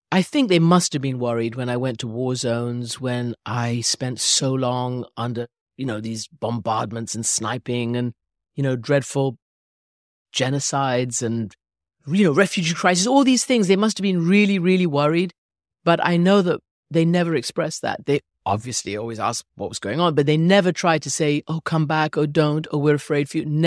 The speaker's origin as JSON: {"language": "English", "region": "England", "country": "United Kingdom", "tie": "born there", "said": "Yes, so I was born in England. My mother is English. My father was Iranian"}